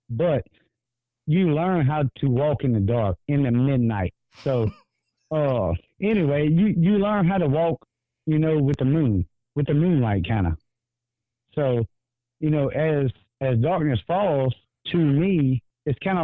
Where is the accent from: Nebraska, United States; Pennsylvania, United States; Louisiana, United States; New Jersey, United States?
Louisiana, United States; Greensburg; I'm actually from Greensburg, Louisiana